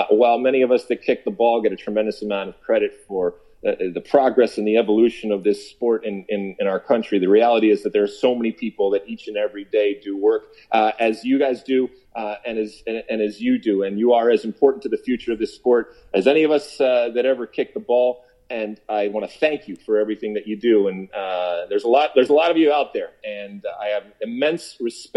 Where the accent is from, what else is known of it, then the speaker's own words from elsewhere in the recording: Detroit, Michigan, United States; growing up in Detroit